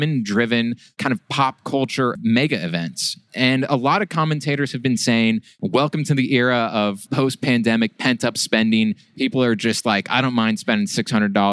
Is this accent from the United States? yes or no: yes; Kansas City, United States; my hometown of Kansas City